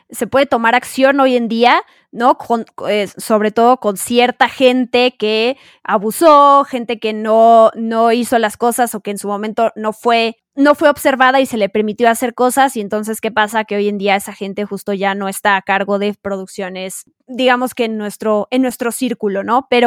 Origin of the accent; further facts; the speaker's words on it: Mexico; accent: Mexican; Soy bilingüe con mi acento mexicano, orgullosamente mexicano, fíjense.